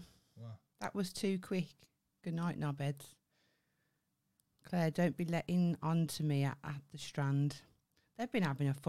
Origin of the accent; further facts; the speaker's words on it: Birmingham, West Midlands, United Kingdom; I'm not a yam yam. I'm a Brummie.